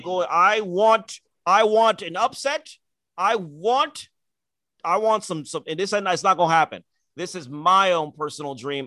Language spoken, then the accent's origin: English; Nigeria; as a Nigerian